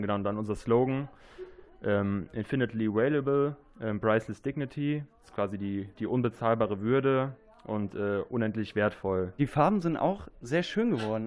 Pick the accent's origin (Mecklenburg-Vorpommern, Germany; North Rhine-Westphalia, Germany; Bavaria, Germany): North Rhine-Westphalia, Germany; Bobach; komme hier gebürtig aus Bobach, habe hier boah, 23 Jahre meines Lebens verbracht